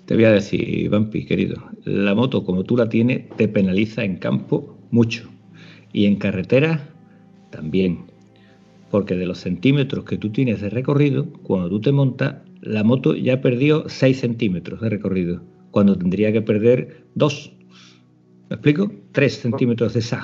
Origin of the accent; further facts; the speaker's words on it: Almonte, Andalusia, Spain; de, Almonte, de Huerva